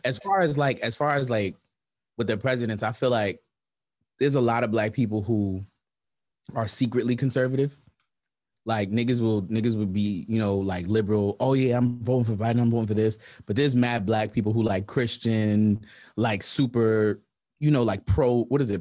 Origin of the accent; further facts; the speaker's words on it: New York City, New York, United States; I'm from Brownsville